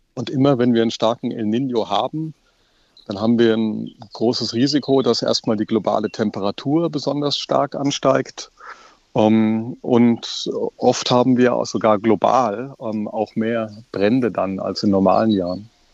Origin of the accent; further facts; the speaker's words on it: Germany; Bei uns in Deutschland